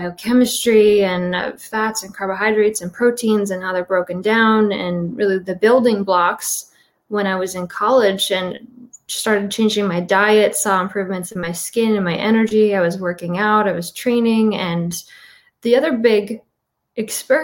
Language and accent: English; Midwest, United States; I grew up in the Midwest on a standard American diet